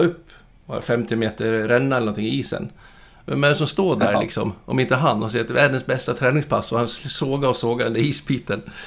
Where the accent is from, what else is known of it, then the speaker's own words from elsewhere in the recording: Dalarna County, Sweden; född och uppvuxen uppe i Dalarna